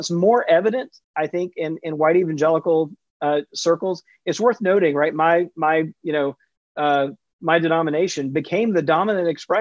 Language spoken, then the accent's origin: English; Jackson, Mississippi, United States; I grew up in Jackson, Mississippi in the 70s and 80s